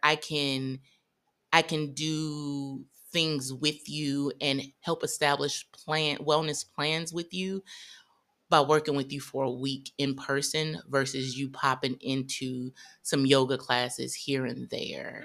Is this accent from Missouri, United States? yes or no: yes; St. Louis, Missouri, United States; I'm from Saint Louis, Missouri, pretty conservative